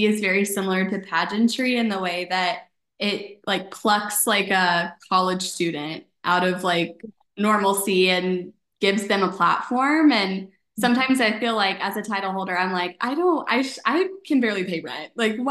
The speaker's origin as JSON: {"language": "English", "town": "Frisco", "region": "Texas", "country": "United States", "tie": "born or raised there", "said": "I'm from Frisco"}